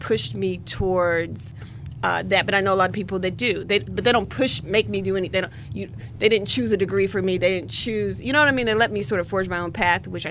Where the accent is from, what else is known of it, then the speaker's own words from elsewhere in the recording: West Virginia, United States; moved away as an adult; now in Washington, D.C., United States; I'm a West Virginia native, and I'm a D.C. resident, Washington, D.C. resident.